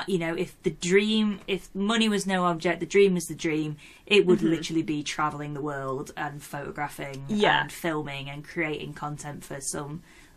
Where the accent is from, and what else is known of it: Yorkshire and the Humber, United Kingdom; accent: Yorkshire